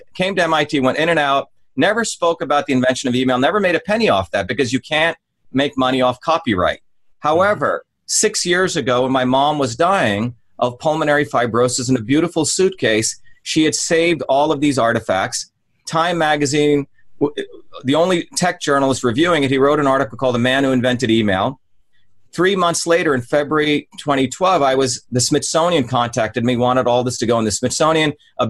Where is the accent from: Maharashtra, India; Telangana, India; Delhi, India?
Maharashtra, India; Mumbai; when I grew up in India, I grew up in the city of Bombay, but also in a small village where my grandmother was a village healer.